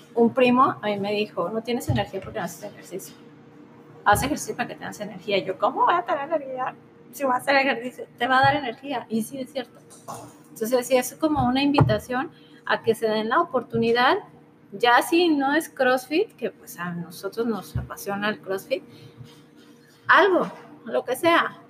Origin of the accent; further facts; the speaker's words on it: Guadalajara, Jalisco, Mexico; moved away as an adult; now in Los Cabos, Mexico; Tenemos casa aquí en Guadalajara, nuestra familia está aquí